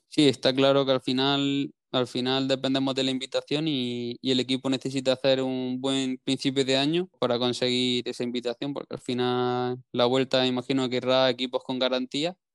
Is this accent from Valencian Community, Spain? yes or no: no; Granada, Andalusia, Spain; todo lo que sea zona de Granada, como es pues, mi tierra